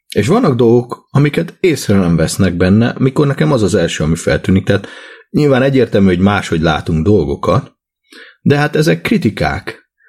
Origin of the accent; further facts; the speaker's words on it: Hungary; én Magyarországon növekedtem, cseperedtem